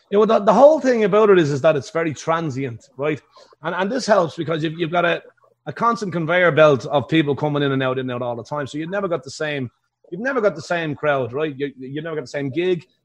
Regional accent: Ireland; accent: Irish; now in Las Vegas, United States

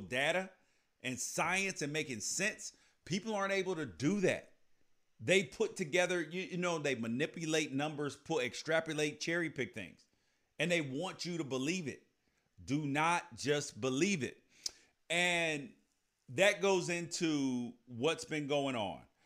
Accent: United States; as American citizens

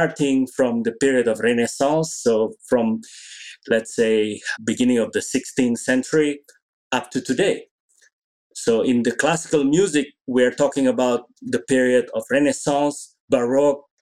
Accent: Indonesia; I grew up in Indonesia

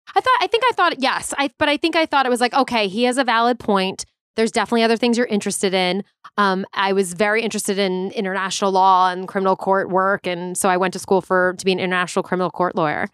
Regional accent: Long Island, New York, United States; moved away as an adult; now in Los Angeles, United States; I grew up on Long Island. Okay, I'm like exit 49 South off the LIE for all my LI people

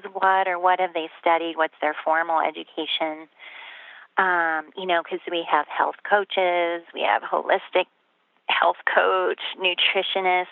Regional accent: Midwest, United States; now in Colorado, United States; when I moved to Colorado from the Midwest, which is where I come from

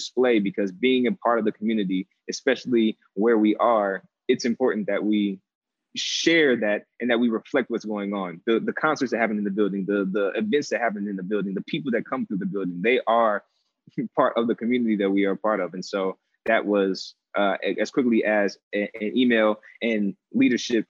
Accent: St. Louis, Missouri, United States; moved away as an adult; now in Chicago, United States; I'm born and raised in St. Louis. And so living in Chicago for the past 10 years is the adjustment

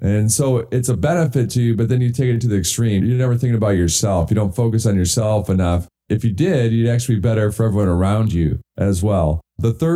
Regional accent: Michigan, United States; I grew up in Michigan

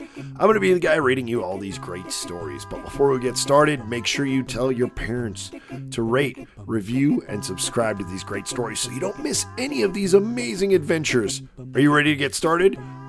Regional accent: Hawaii, United States; I was born and raised in Hawaii

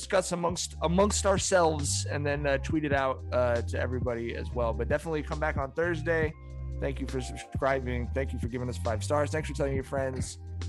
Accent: West Coast, United States; I grew up on the West Coast in a city with Black people.

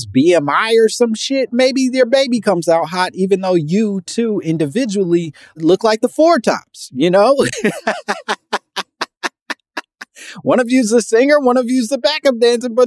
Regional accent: Midwest, United States; now in California, United States; I'm from the Midwest. I love the Midwest. I'm very proud of my Midwestern roots

